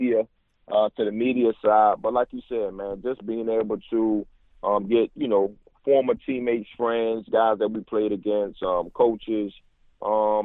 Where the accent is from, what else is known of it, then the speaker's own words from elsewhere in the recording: Newport News, Virginia, United States; moved away as an adult; also born or lived in Indianapolis / San Francisco / Arizona / New York; my hometown, Newport News, Virginia